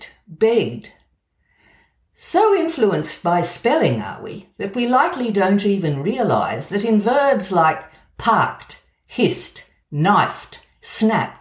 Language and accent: English; Australia; accent: Australian; moved away; also born or lived in Edinburgh; my Australian accent.